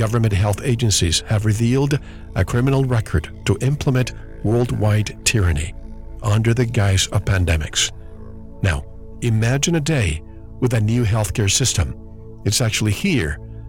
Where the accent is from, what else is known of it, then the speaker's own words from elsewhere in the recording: Arizona, United States; from my home state of Arizona